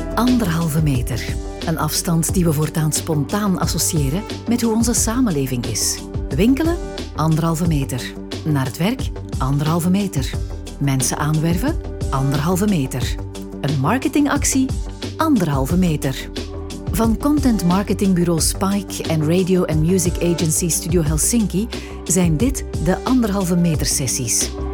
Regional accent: Belgium; wij als Belgen

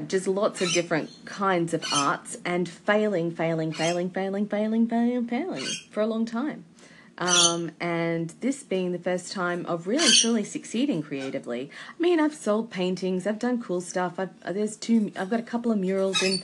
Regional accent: Australia; as an Australian

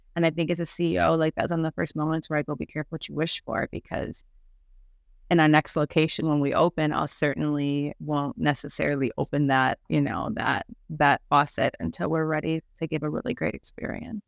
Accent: Chicago, Illinois, United States; moved away as an adult; now in Barcelona, Spain; I'm originally from Chicago.

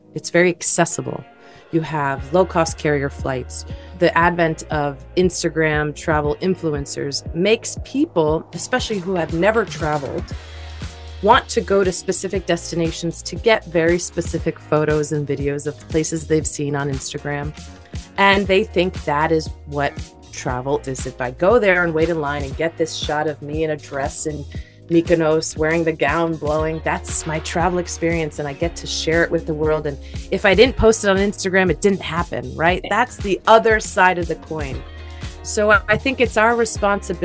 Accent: United States; also born or lived in New York, United States; I am Italian American. My parents are both immigrants from southern Italy, a small little town

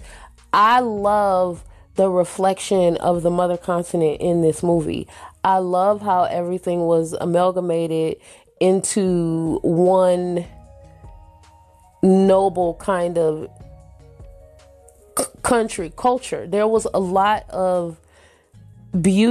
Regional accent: United States; I'm American. I was born in America. My parents were American

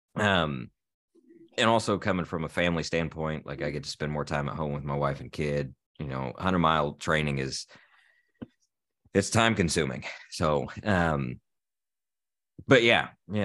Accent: Terre Haute, Indiana, United States; Terre Haute, which is actually my hometown

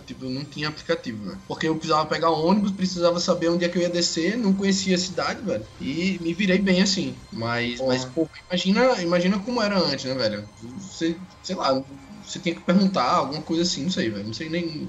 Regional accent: Alagoas, Brazil; moved away as an adult; also born or lived in Rio de Janeiro; Sou alagoano

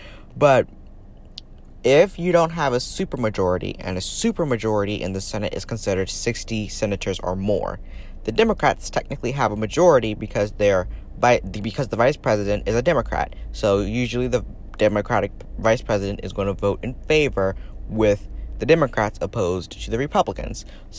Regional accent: United States

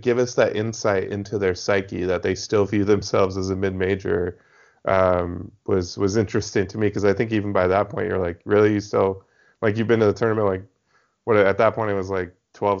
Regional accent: Spokane, Washington, United States; I grew up in Spokane, a lot of, like, Gonzaga fans among Cougs

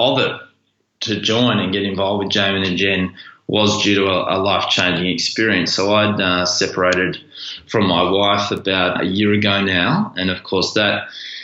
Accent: Melbourne, Victoria, Australia; I was born here in Melbourne

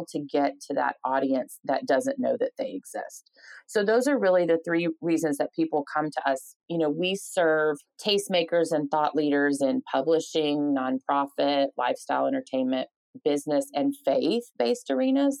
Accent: Atlanta, Georgia, United States; moved away as an adult; now in Nashville, United States; I started out in Atlanta, my hometown where I grew up

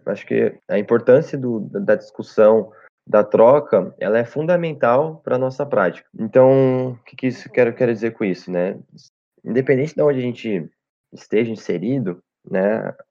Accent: Cambuí, Minas Gerais, Brazil; Minha cidade, sou de Cambuí, Minas Gerais

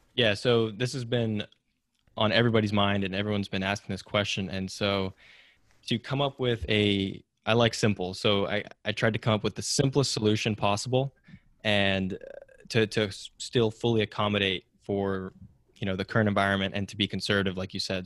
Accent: Silicon Valley, California, United States; growing up in Silicon Valley

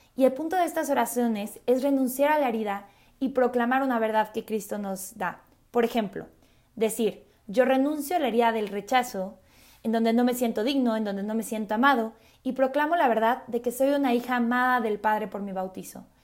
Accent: Mexico City, Mexico; also born or lived in Mérida; soy de la Ciudad de México

